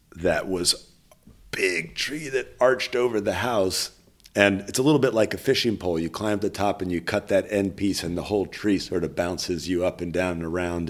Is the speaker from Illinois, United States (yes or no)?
no; Berkeley, California, United States; growing up in Berkeley with hippie mom